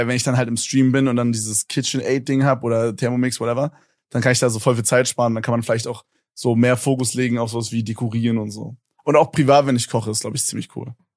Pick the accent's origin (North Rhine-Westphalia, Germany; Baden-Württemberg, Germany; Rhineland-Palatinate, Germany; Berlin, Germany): Berlin, Germany; Ich komme so aus Berlin